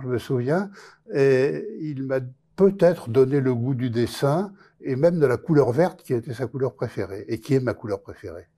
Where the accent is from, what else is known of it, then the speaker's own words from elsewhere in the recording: France; also born or lived in Boulogne-Billancourt; j'ai grandi dans la France de l'après-guerre